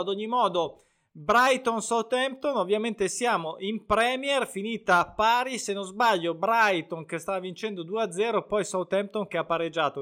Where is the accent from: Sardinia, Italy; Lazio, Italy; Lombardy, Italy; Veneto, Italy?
Lombardy, Italy; Lake Como; oltre a essere il mio lago, quindi in un certo senso, anche se sono di Rimpettai, dell'altro ramo